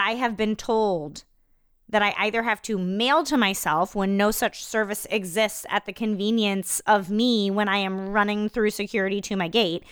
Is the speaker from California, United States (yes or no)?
no; Iowa, United States; I'm from Iowa